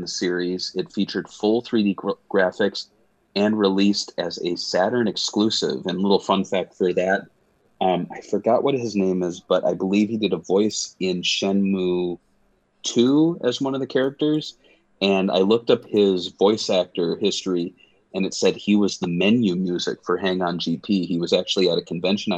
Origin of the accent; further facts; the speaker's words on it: United States; I'm an American